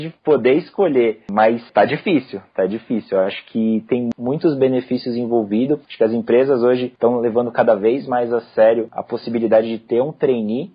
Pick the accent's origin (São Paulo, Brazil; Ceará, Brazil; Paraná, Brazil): São Paulo, Brazil; also born or lived in São Carlos; eu sou aqui de São Paulo, né? São Paulo, capital da cidade mesmo